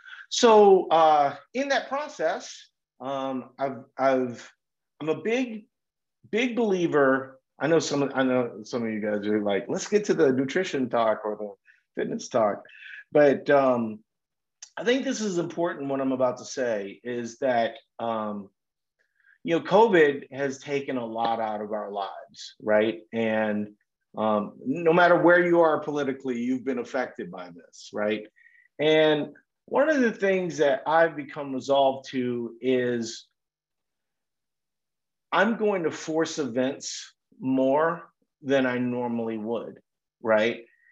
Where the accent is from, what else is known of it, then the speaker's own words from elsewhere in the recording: Minnesota, United States; I'm from Minnesota, you know, so I live in Minnesota most of the year.